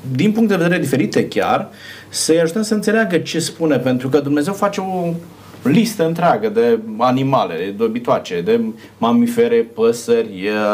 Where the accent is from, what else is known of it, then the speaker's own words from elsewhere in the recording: Romania; noi, ca și români, consumăm porc